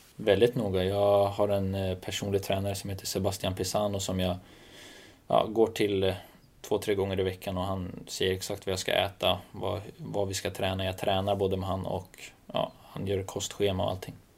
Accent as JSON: {"language": "Swedish", "town": "Stockholm", "region": "Stockholm County", "country": "Sweden", "said": "Jag är från södra Stockholm, verkligen."}